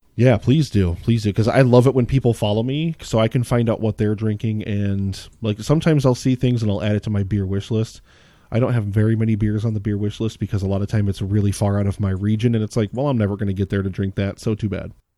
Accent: Pennsylvania, United States; I grew up in Pennsylvania

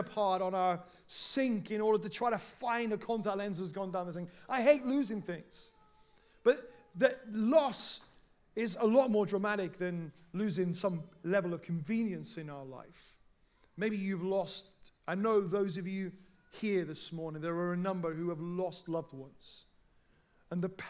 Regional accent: South Wales, United Kingdom; when I was growing up in South Wales

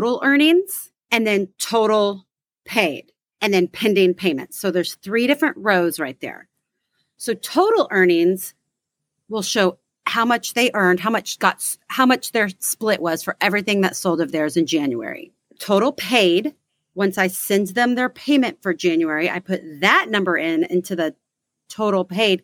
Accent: Texas, United States; We are from Texas

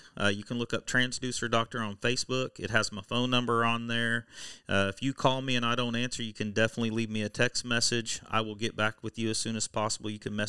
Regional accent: Oklahoma, United States; I'm from Oklahoma.

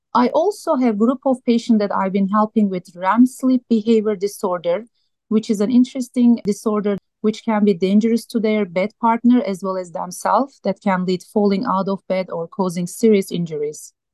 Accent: Turkey; moved away as an adult; also born or lived in Minnesota / Iowa / Montana; now in Tucson, United States; I grew up in Turkey, a beautiful country.

